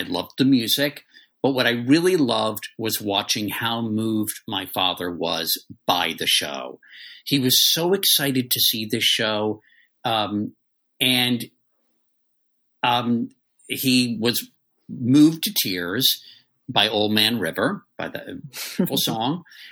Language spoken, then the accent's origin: English; D.C., Maryland suburbs outside Washington, United States; I was raised in the Maryland suburbs right outside of D.C.